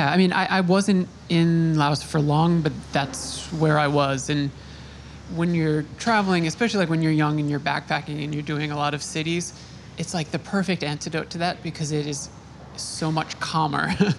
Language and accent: English; Long Island, New York, United States; I grew up on Long Island.